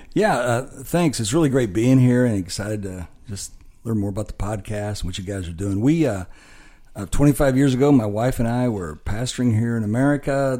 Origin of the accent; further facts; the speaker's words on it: Illinois, United States; moved away as an adult; also born or lived in Dallas / Curaçao; I grew up on a farm in Illinois, so I, yeah, as a farm boy from Illinois